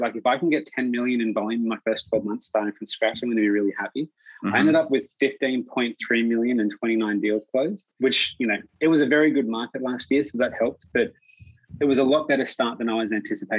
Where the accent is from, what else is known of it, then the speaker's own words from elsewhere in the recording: Australia; moved away as an adult; now in British Columbia, Canada; All right, so you can probably tell with the accent, I'm from Australia. I moved to Canada like, I want to say 6.5 years ago.